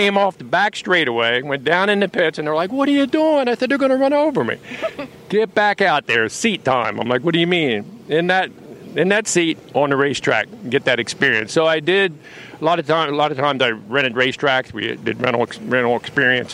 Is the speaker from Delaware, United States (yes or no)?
yes; Dover, Delaware, United States; now in Asheville, United States; I live in Asheville, North Carolina right now. I'm originally from Dover, Delaware